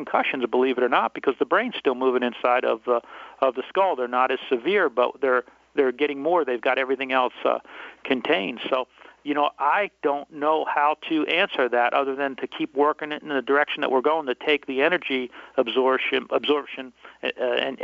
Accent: New Jersey, United States; I'm from Jersey

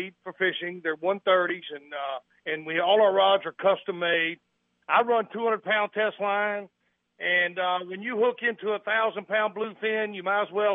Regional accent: Alabama, United States; accent: Southern; moved away as an adult; also born or lived in Hawaii; now in Gloucester, United States; I was born and raised in Alabama

